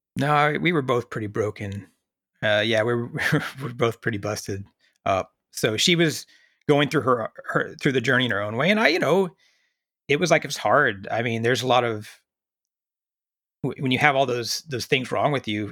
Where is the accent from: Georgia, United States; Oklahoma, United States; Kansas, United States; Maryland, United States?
Oklahoma, United States; rural; moved away as an adult; also born or lived in Kuwait / Iraq / Afghanistan; now in North Texas, United States; growing up in Oklahoma, I knew I wanted to get out